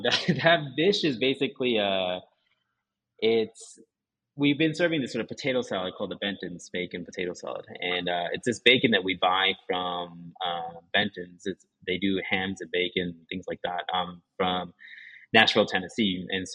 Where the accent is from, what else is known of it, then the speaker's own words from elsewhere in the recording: Japan; first language Japanese; English is a second language; being a half Japanese person. And it's difficult, it's challenging. You know, my Japanese is my first language, and I lived in Japan, you know, big chunk of my childhood, I lived in Japan. But I never really felt like I belonged there.